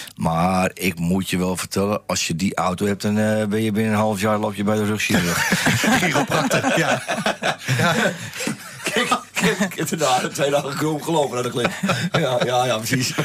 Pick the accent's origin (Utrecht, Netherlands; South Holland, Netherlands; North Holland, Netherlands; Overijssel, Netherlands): North Holland, Netherlands; Amsterdam; Dan kom ik wel uit de Jordaan Amsterdam, dan ben je natuurlijk al heel snel plat